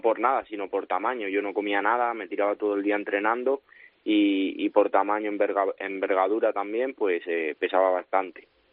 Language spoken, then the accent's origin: Spanish; San Martín de la Vega, Community of Madrid, Spain; es mi pueblo, eh, todo el mundo creo que aquí, bueno, pues al final me, me conoce pues, porque es un pueblo pequeñito y conozco a todo el mundo